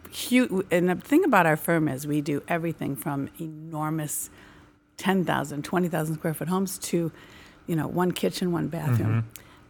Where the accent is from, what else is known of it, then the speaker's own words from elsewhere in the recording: Chicago, Illinois, United States; I can answer easily because I was born and raised in the Merchandise Mart, Chicago.